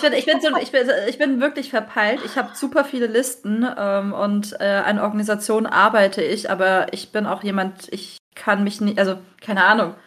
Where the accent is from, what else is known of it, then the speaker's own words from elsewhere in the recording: Freiburg, Baden-Württemberg, Germany; Ich komme übrigens aus Freiburg